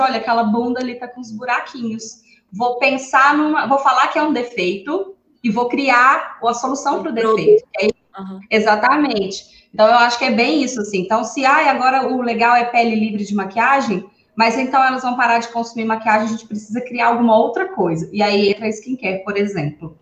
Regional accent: Divinópolis, Minas Gerais, Brazil; eu sou aqui de Divinópolis, Minas Gerais, cidade das meninas também.

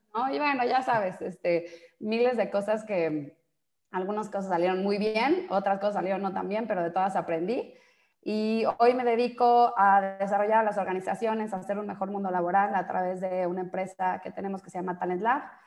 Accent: Mexico; also born or lived in Brazil; soy mexicana

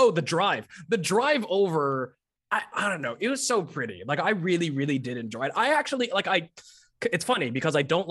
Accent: Texas, United States; moved away as an adult; also born or lived in Chicago / Irving; I've been in Texas from the time I was 4 until last year. So 4 until 31

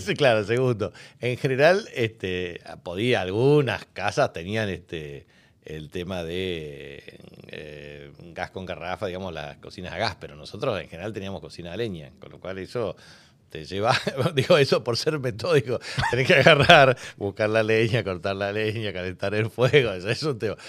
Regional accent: Presidencia Roque Sáenz Peña, Chaco, Argentina; yo nací en la clínica de Presidencia Roque Saspeña, pero me crié en la Montenegrina y después me fui a Saspeña

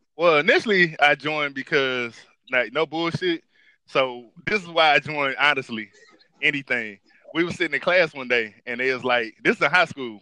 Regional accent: Dothan, Alabama, United States; also born or lived in Detroit, Michigan; I was raised by my grandparents in Dothan, Alabama after my mom passed away

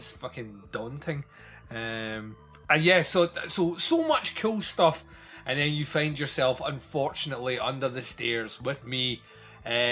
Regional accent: Scotland, United Kingdom; I am Scottish.

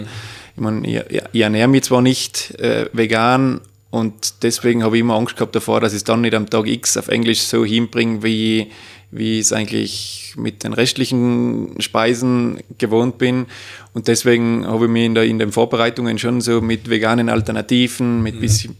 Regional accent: Obergurgl, Tyrol, Austria; beruflich tätig da im elterlichen Betrieb im Gourmet- und Weinhotel Austria in Obergurgl

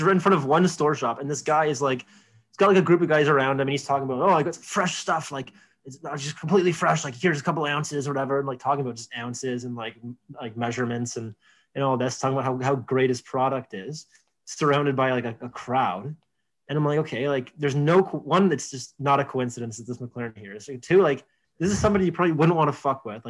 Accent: Markham, Ontario, Canada; I'm from Markham, Ontario

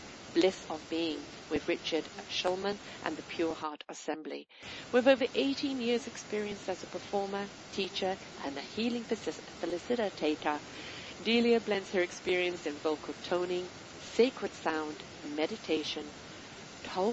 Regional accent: United Kingdom; I'm British

